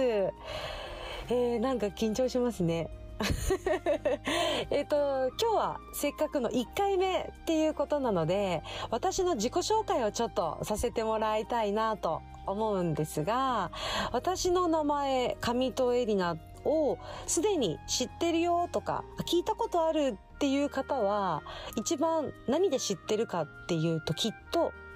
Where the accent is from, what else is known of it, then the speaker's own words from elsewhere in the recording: Okinawa, Japan; 沖縄出身の、えー、沖縄在住で、まあ、生まれも育ちも沖縄っていうとこなんですけど